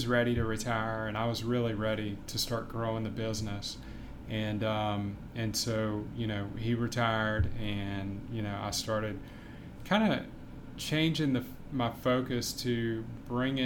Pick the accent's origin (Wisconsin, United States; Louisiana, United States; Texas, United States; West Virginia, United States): Louisiana, United States; Baton Rouge; also born or lived in Savannah; I grew up here in Baton Rouge